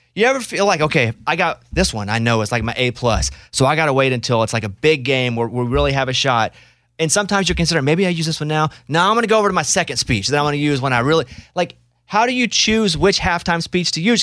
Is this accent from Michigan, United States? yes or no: no; Arkansas, United States; moved away; also born or lived in Central Texas; I'm from Arkansas, but I lived in, uh, Central Texas for thirteen years